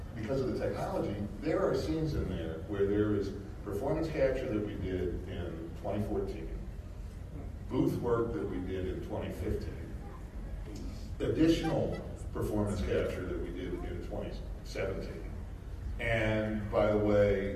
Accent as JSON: {"language": "English", "town": "Boston", "region": "Massachusetts", "country": "United States", "said": "I am from Boston."}